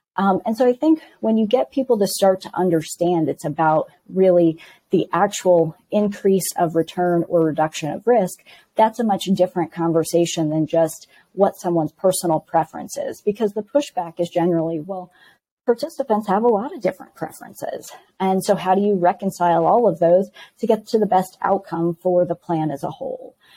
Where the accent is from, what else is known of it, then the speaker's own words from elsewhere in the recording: Midwest, United States; moved away; also born or lived in West Coast; I am from the Midwest originally, spent 15 years on the West Coast, and have recently made my way back to the Midwest.